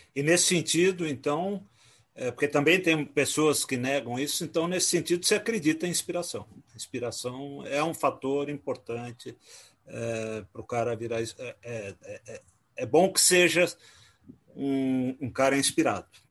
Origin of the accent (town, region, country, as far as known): São Paulo, Brazil; born or raised there; also born or lived in Rio de Janeiro